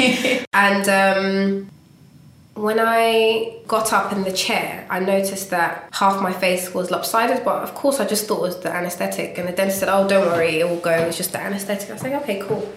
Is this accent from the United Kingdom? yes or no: no; Ghana; I'm Ghanaian and as a Ghanaian, you do not tell your parents you want to be an artist